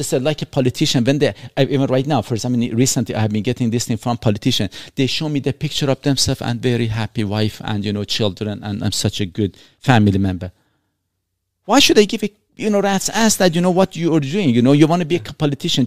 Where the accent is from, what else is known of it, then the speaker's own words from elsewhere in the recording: Iran; moved away; also born or lived in Canada; I'm not an Iranian. I was born in Iran. I'm not a Canadian. I carry a Canadian passport